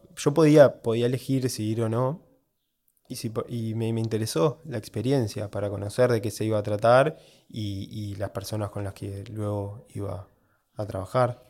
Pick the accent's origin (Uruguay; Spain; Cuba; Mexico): Uruguay; soy de Uruguay